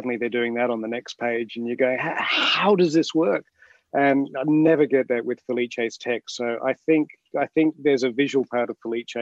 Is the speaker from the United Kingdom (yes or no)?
no; Adelaide, South Australia, Australia; moved away as an adult; now in Sydney, Australia; I grew up in Adelaide, so I'm an AFL head. So, and I moved to Sydney